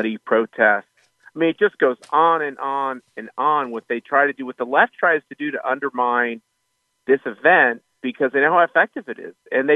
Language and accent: English; Wichita, Kansas, United States; moved away; out in Wichita, my hometown